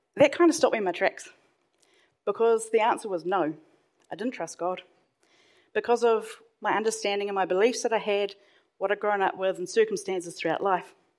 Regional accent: Hawke's Bay, New Zealand; I grew up in Hawke's Bay, and at the time, that's on the east coast of North Island

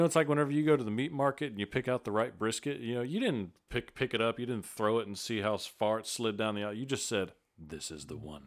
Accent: Vidor, Texas, United States; born or raised there; also born or lived in Beaumont, Texas

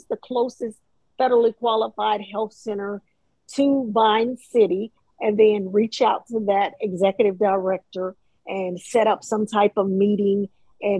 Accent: Columbus, Mississippi, United States; now in Hinesville, United States; I'm from Mississippi, Columbus, Mississippi

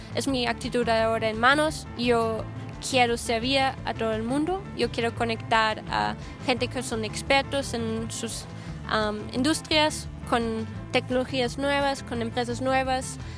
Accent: Austria; moved away as an adult; also born or lived in Guadalajara, Mexico; Yo soy de Austria, soy austríaca

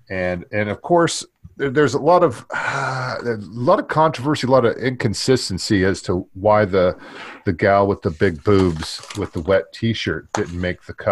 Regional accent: Sayreville, New Jersey, United States; cause it's my hometown. It's Sayreville, New Jersey.

